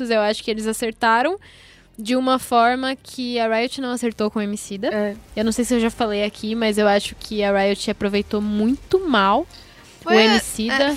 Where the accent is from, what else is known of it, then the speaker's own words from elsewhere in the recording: São Paulo, Brazil; como corintiana, né, querendo ou não, e como é, nascida e crescida na Zona Leste